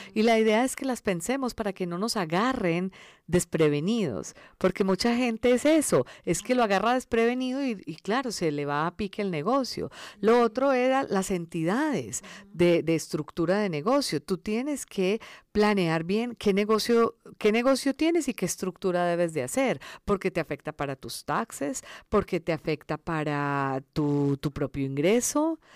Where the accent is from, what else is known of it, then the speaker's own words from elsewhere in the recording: Medellín, Antioquia, Colombia; first language Spanish; moved away as an adult; also born or lived in India; now in Los Angeles, United States; nací en la India, todos somos de la India, entonces cuando, cuando yo tenía cinco años nos fuimos para Colombia y yo crecí en Colombia, en Medellín